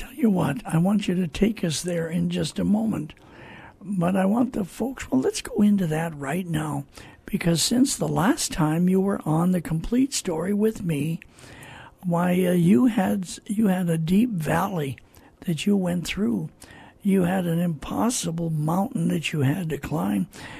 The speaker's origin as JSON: {"language": "English", "town": "Minneapolis", "region": "Minnesota", "country": "United States", "tie": "born or raised there", "said": "I grew up in Minneapolis, Minnesota, and as a very young teenager, hardly even a teenager, I attended Calvary Temple, and what a church that was"}